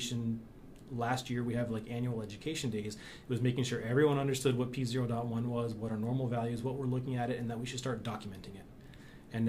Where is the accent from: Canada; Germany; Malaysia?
Canada; as a Canadian